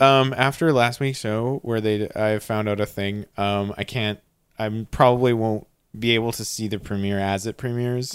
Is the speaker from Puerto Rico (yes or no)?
no; Canada; as a Canadian